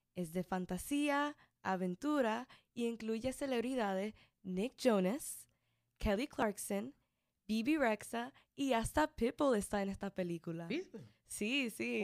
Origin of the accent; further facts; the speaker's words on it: Mexico; yo como mexicana